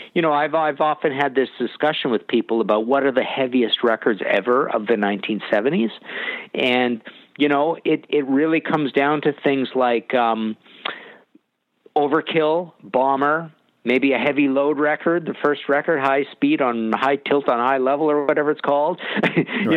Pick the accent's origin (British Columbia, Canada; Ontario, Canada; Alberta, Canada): British Columbia, Canada; I'm from Canada